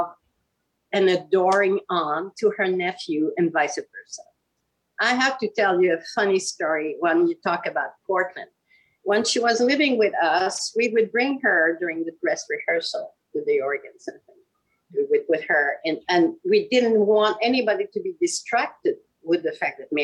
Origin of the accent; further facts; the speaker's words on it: Quebec City, Quebec, Canada; moved away; I was born and raised in Quebec City in Canada.